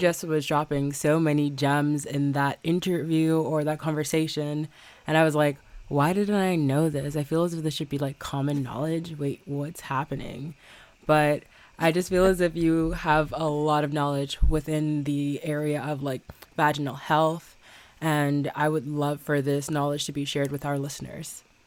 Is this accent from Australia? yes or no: no; Bahamas; moved away; also born or lived in Ohio, United States; me being a Bahamian